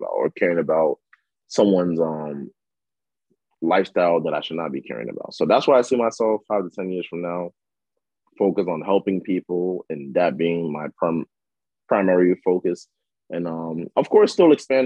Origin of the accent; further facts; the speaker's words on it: New York City, New York, United States; also born or lived in Democratic Republic of the Congo; I grew up in a neighborhood called Lafayette City in Queens, New York